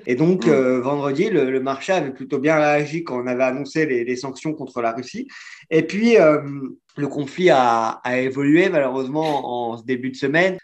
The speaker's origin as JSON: {"language": "French", "country": "France", "said": "en tant que Français"}